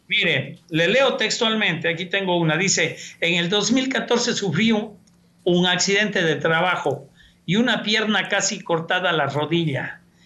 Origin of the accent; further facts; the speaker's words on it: Cuenca, Azuay, Ecuador; moved away; Yo nací y crecí en una ciudad, en Cuenca, tomando agua del tubo